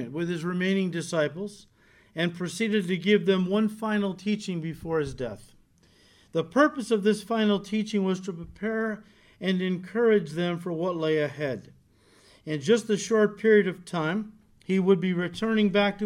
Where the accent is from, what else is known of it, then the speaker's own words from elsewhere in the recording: United States; As Americans